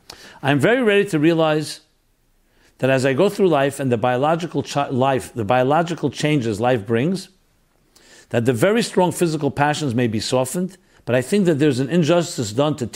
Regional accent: Crown Heights, New York, United States; Growing up in Crown Heights, going to a Hall of Torah, I recognized both the blessings and sacrifice I was making and adhering to a Chassidus lifestyle.

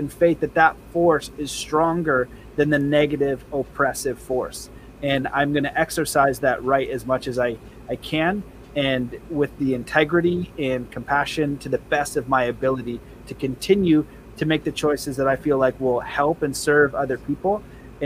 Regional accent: Canada; I'm Canadian

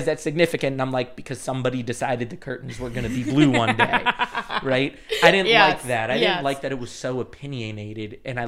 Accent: Las Vegas, Nevada, United States; I grew up in Vegas

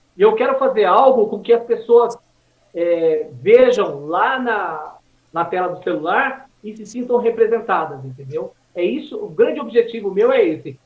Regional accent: Suzano, São Paulo, Brazil; moved away as an adult; also born or lived in Vila Formosa, São Paulo; now in Mogi das Cruzes, Brazil; eu cresci no Jardim São José, em Suzano, amassando barro, engolindo poeira

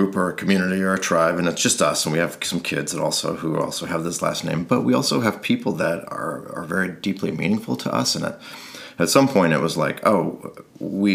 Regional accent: rural Idaho, United States; moved away; So I grew up in rural Idaho, a town of 450 people

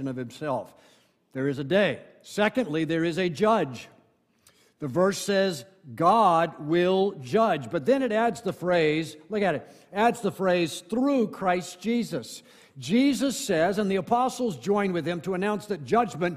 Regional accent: Ocala, Florida, United States; moved away; I go back to my hometown of Ocala, Florida

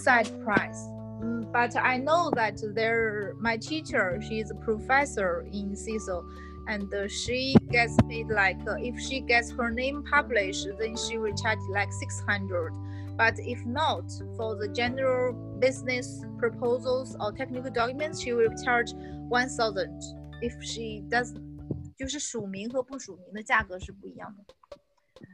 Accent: Zhengzhou, Henan, China; English is a second language; now in Shanghai, China; tier two cities like Zhengzhou, my hometown.

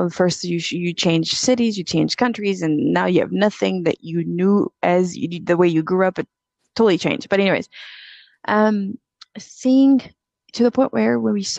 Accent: DR Congo; moved away; also born or lived in South Africa; We grew up, I'm originally from Congo, and my dad was very well off.

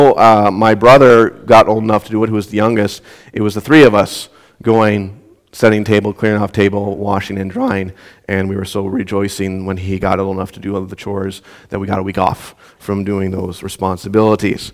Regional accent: Southwest Minnesota, United States; growing up in Southwest Minnesota, had assigned chores

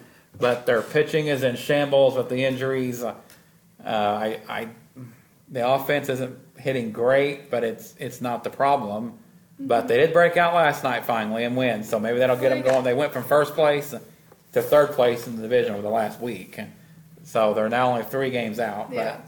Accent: Oklahoma, United States; me being an Oklahoman

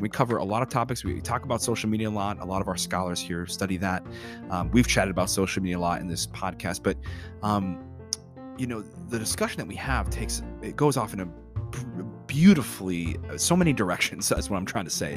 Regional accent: North Tonawanda, New York, United States; grew up in Buffalo

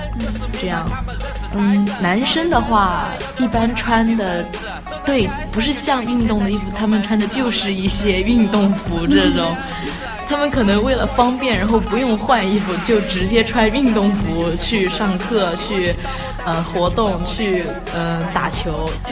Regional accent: Hunan, China; moved away as an adult; now in Beijing, China; 嗯，我是北京师范大学的本科新生，我来自湖南。

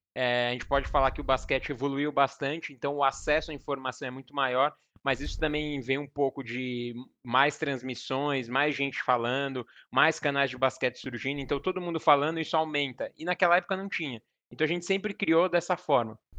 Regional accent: Cotia, São Paulo, Brazil; also born or lived in Osasco; Eu sou, eu sou daqui da Zona Oeste de São Paulo, então eu nasci em Osasco. Mas uhum. sempre morei minha vida toda em Cotia

